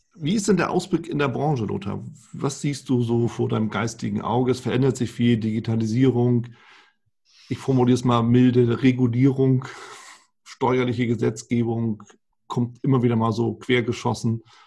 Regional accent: Germany; bei uns in Deutschland

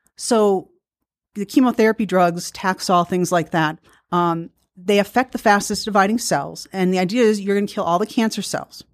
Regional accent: Milwaukee, Wisconsin, United States; I grew up in Milwaukee

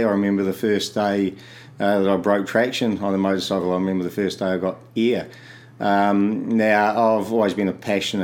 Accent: Canterbury, New Zealand; also born or lived in Christchurch / Oxford; I've been born and bred in Canterbury. Lived here all of my life between Christchurch City and out Oxford near the foothills.

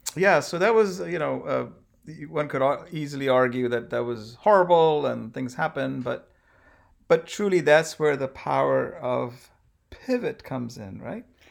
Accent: India; moved away; I'm obviously from India

